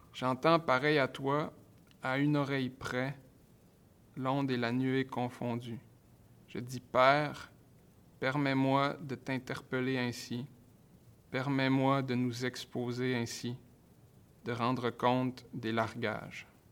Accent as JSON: {"language": "French", "area": "Saguenay", "region": "Quebec", "country": "Canada", "tie": "born or raised there", "said": "le rapport aussi au territoire saguenéen, je viens du Saguenay"}